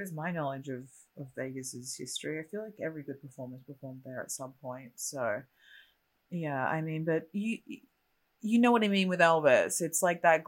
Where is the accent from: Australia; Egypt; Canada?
Australia; moved away; I'm a generic Australian